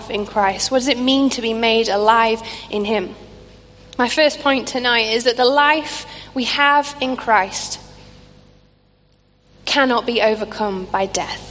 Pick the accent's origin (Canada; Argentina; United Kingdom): United Kingdom; Scunthorpe, Yorkshire and the Humber; a small church in the town called Scunthorpe, which is where I grew up in Lincolnshire